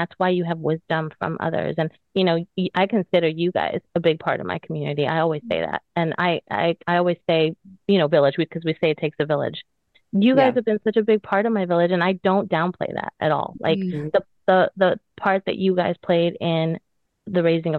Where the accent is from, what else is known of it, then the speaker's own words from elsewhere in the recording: United States; we're American Christians